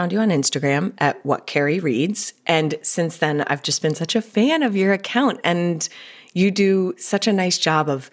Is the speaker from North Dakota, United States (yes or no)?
no; Colorado, United States; now in California, United States; I'm originally from Colorado